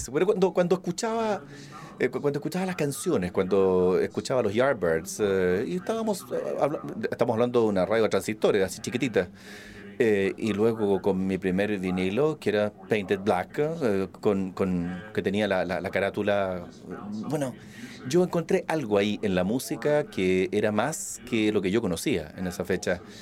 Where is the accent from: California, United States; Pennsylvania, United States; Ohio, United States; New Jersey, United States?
Pennsylvania, United States; Philadelphia; yo crecí en Filadelfia. Eh, en los Estados Unidos y de alguna forma era de clase media baja quizá.